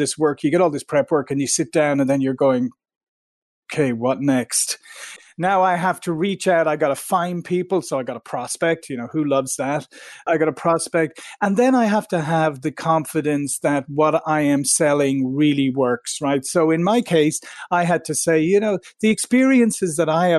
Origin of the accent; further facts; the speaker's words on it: Ireland; moved away as an adult; also born or lived in Silicon Valley, United States; now in United States; I'm originally from Ireland, and I came to the US 22 years ago to Silicon Valley